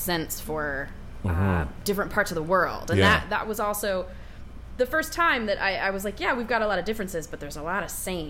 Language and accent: English; outside of Seattle, Washington, United States; moved away as an adult; also born or lived in Brunswick, Maine; I grew up outside of Seattle